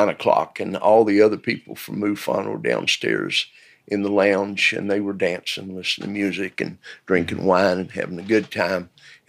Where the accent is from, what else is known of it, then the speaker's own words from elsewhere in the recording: Knoxville, Tennessee, United States; born there; I was born in 1947 in the County of Knox in East Tennessee, in the city of Knoxville.